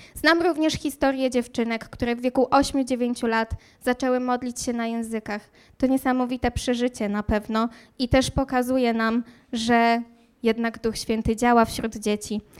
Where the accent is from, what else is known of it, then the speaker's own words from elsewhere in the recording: Słupsk, Pomeranian Voivodeship, Poland; moved away as an adult; also born or lived in Warsaw; now in Wrocław, Poland; pochodzę z nadmorza, z pięknego nadmorza, e, dokładnie ze Słupska